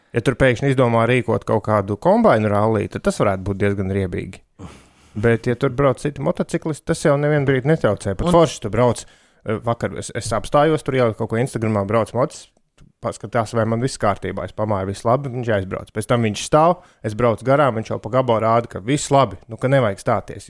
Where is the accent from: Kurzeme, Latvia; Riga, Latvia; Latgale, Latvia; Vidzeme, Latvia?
Vidzeme, Latvia; es kā vidzemnieks